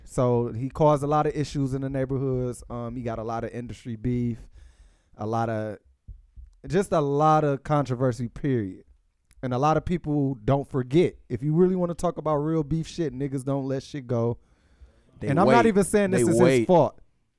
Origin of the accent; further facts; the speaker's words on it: Detroit, Michigan, United States; I'm from Joy Road.